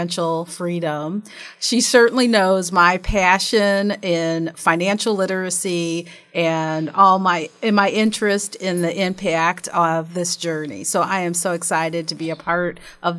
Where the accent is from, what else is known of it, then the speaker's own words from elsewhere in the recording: Columbus, Ohio, United States; our households growing up in Columbus, Ohio